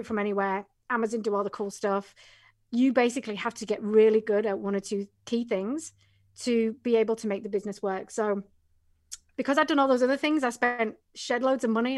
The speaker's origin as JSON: {"language": "English", "region": "England", "country": "United Kingdom", "moved": "yes", "said": "originally from England"}